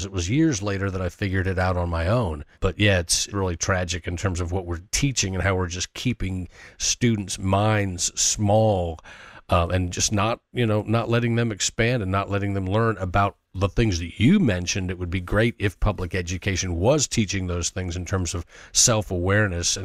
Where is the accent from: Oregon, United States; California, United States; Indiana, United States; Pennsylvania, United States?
Indiana, United States; my public education growing up in Indiana